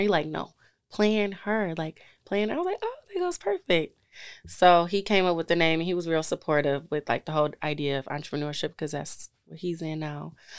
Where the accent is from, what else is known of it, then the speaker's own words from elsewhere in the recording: Detroit, Michigan, United States; I'm from Detroit